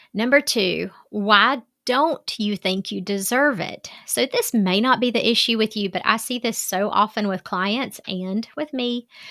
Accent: Southern, United States; accent: Southern; my Southern accent

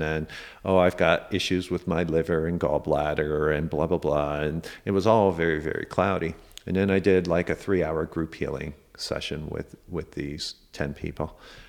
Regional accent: Canada; like a popular wellness center in the city I grew up in Canada.

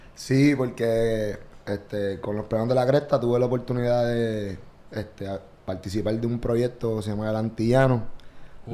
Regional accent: Vega Baja, Puerto Rico; also born or lived in Santurce, San Juan, Puerto Rico; Nací en Santurce, pero me escribo en Vega Baja, allá en el 93.

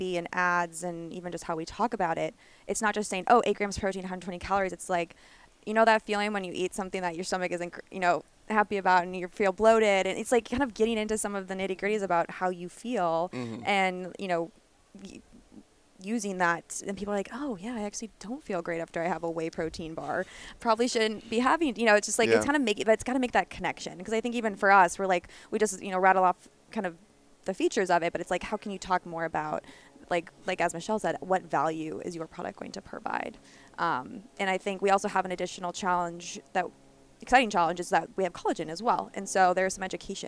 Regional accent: Midwest, United States; I'm like from the Midwest

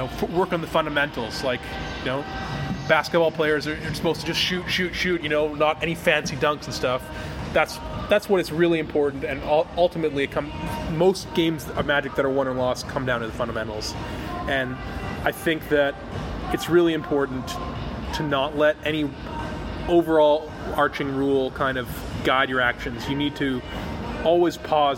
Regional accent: Canada; I'm Canadian

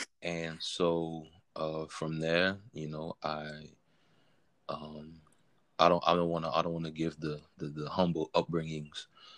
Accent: New Iberia, Louisiana, United States; I grew up in New Iberia, Louisiana. I've been living here for a majority of my life. You know, I'm 27 now.

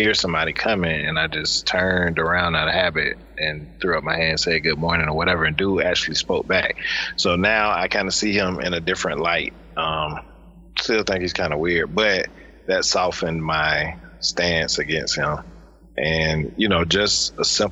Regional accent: the South, United States; I grew up with in the South

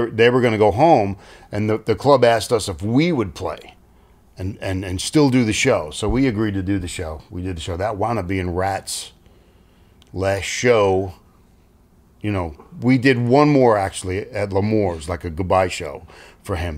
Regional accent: New York City, New York, United States; I was from Staten Island

